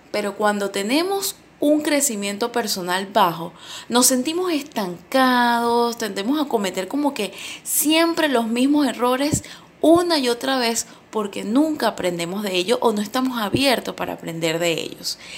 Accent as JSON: {"language": "Spanish", "country": "Venezuela", "said": "Yo, por, por ejemplo, estoy viviendo todavía acá en mi país, Venezuela"}